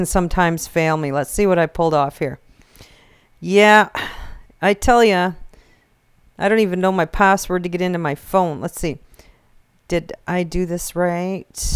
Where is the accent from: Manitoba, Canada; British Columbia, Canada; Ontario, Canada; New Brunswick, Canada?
New Brunswick, Canada; a little town between Chipman and Minto; I'm from a little town between Chipman and Mento